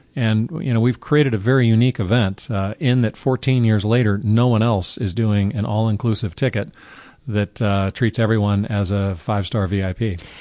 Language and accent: English; Carmel, California, United States; I grew up in Carmel, California